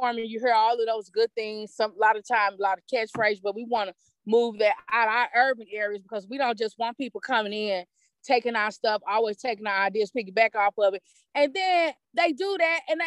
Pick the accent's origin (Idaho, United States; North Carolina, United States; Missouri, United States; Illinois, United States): Illinois, United States; East St. Louis; I'm right here from East St. Louis